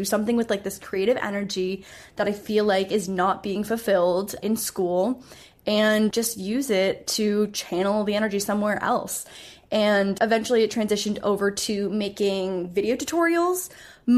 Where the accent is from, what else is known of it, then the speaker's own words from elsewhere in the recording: Canada; also born or lived in Toronto; I'm Canadian. So I was in Toronto for university